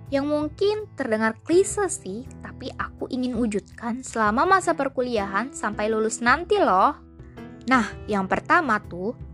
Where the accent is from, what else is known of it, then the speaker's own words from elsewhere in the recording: Bekasi, West Java, Indonesia; Aku berasal dari Bekasi loh.